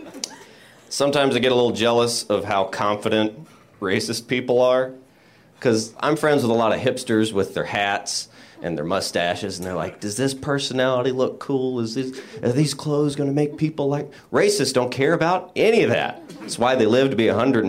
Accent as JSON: {"language": "English", "town": "Royston", "region": "Georgia", "country": "United States", "said": "I'm originally from Royston, Georgia"}